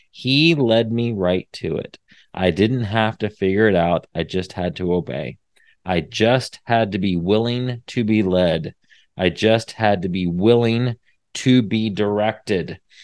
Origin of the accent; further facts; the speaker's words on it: Indiana, United States; moved away as an adult; now in Texas, United States; I'm from Indiana. I l, I've been here in Texas for fifteen years now, but born and raised in Indiana